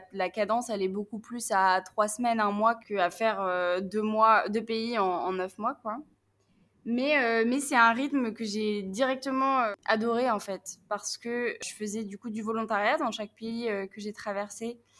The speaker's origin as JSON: {"language": "French", "area": "Picardy", "region": "Hauts-de-France", "country": "France", "moved": "yes", "said": "j'ai 24 ans, euh, je viens de Picardie"}